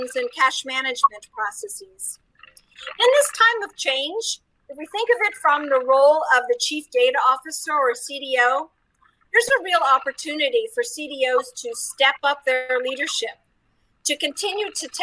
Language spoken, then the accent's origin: English; United States; now in Paris, France; I'm American, but I live with my family in Paris, France